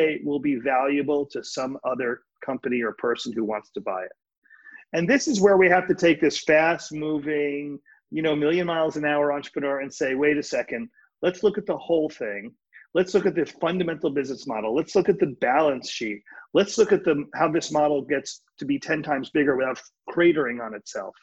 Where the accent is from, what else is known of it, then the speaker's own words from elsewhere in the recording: New York City, New York, United States; I grew up in New York City. I'm a New York City kid